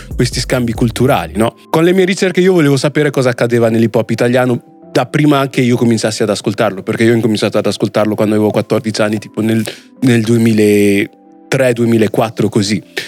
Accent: Italy; persone come me nate e cresciute in Italia di origini straniere

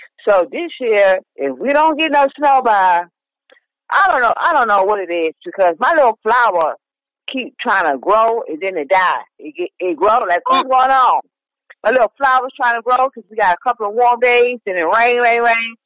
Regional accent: New York, United States; also born or lived in Chicago; now in Virginia, United States; I do miss living in New York with the snow

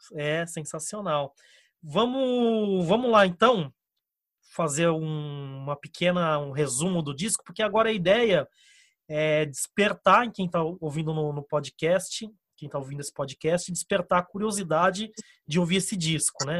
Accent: Brazil; existe ainda um fiozinho que, que nos une como brasileiros.

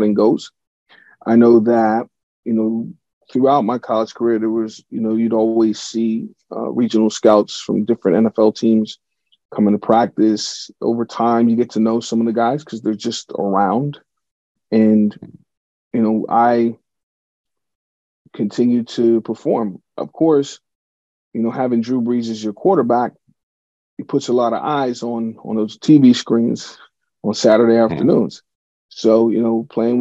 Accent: Pittsburgh, Pennsylvania, United States; my hometown team, the Steelers

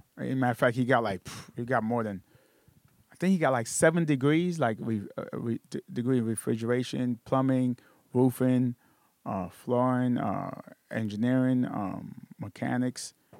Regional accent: New York City, New York, United States; I'm from Brooklyn, New York. You step out the house, you're in New York. You step in the house, you're in Haiti.

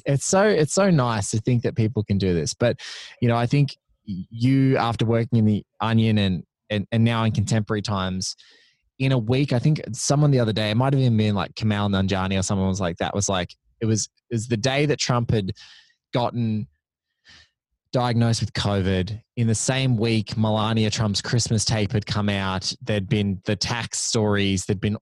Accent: Australia; because I'm Australian too

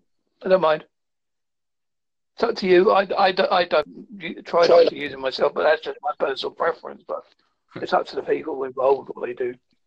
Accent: Devon, South West England, United Kingdom; I am from Devon, United Kingdom.

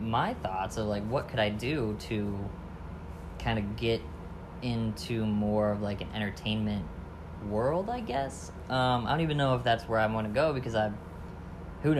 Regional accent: Lower Michigan, United States; also born or lived in Land O'Lakes, Florida; now in St. Petersburg, United States; I grew up in Lower Michigan

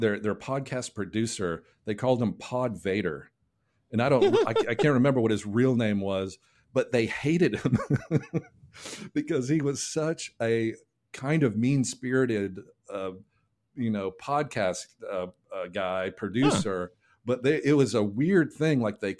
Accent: Nashville, Tennessee, United States; Yeah, I'm a Russian bot. … I'm from Nashville.

